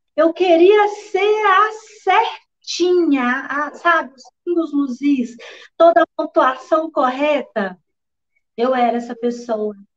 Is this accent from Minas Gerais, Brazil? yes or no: yes; Corinto, Minas Gerais, Brazil; also born or lived in Curvelo; now in Belo Horizonte, Brazil; eu nasci aqui em Belo Horizonte mesmo, com a idade de 10 anos. Então, meus pais foram enviados à cidade de Corinto para apacentar ali uma igreja, onde eu cresci